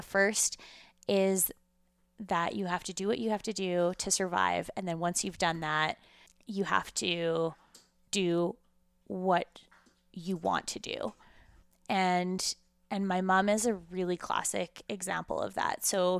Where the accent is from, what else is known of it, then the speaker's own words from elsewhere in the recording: Russia; now in Canada; coming from Russia at the time that I did, and not having that same, I guess, childhood or background as the Canadian Jews that were in the school at the time was really challenging.